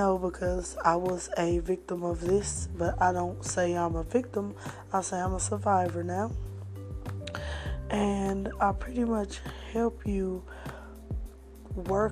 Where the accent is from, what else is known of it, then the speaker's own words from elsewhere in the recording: Flint, Michigan, United States; moved away; I'm originally from Flint, Michigan, and my family came down here for better business opportunities